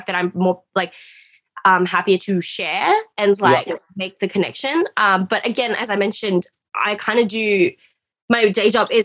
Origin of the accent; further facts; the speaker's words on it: Australia; I'm Australian